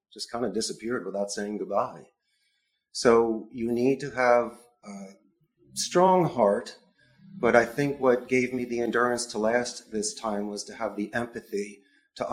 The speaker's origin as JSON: {"language": "English", "town": "Philadelphia", "region": "Pennsylvania", "country": "United States", "moved": "yes", "lives_now": "Costa Rica", "said": "I am from Philadelphia, and Spanish is my second language"}